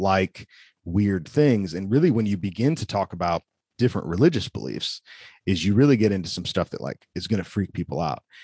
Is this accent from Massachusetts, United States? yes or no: no; Wheaton, Illinois, United States; now in Forest City, North Carolina, United States; growing up in Wheaton